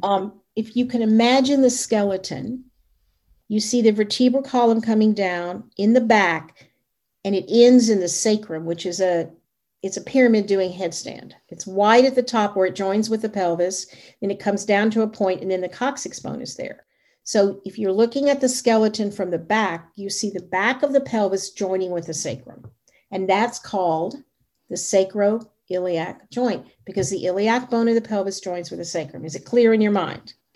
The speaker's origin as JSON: {"language": "English", "region": "the South", "country": "United States", "tie": "born or raised there", "said": "I was raised in the South"}